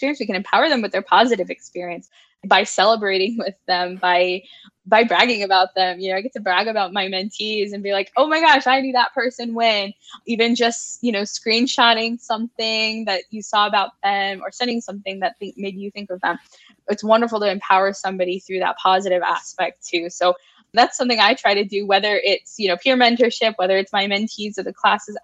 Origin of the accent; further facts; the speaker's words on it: Virginia, United States; I'm a Virginia native, very passionate about Virginia. I'm a Southerner